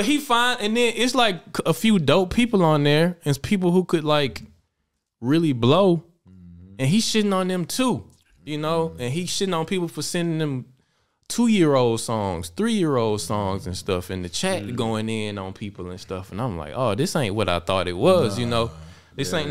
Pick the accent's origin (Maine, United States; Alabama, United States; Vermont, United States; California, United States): Alabama, United States; now in Germany; I'm from Alabama. But I live in Germany.